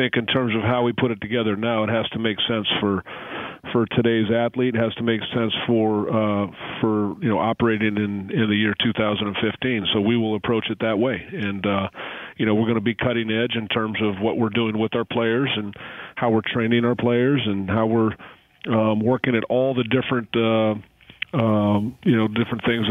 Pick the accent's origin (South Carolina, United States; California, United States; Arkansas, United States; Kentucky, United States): California, United States; Hayward; I grew up in Hayward, which is about 10 minutes from Oakland